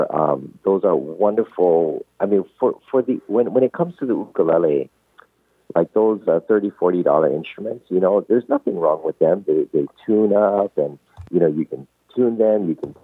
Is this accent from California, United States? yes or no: no; Hawaii, United States; growing up there in Hawaii and being able to, you know, just not be considered a minority, you know, but actually really be a majority.